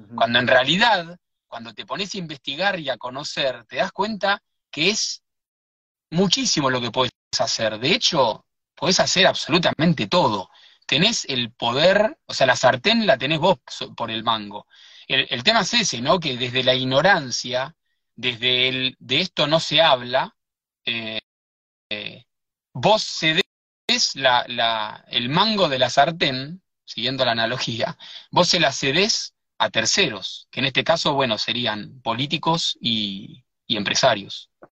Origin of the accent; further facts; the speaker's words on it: Buenos Aires, Argentina; also born or lived in Sierras de Córdoba; now in Córdoba, Argentina; Yo soy de Buenos Aires, pero vivo en, la Sierra de Córdoba